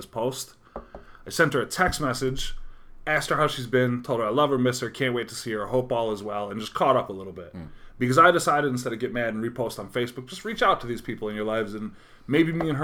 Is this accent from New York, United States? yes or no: yes; Utica, New York, United States; we grew up in South Utica.